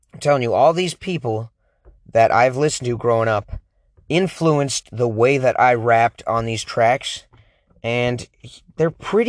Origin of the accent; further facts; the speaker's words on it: Oregon, United States; I'm a whitey from Oregon.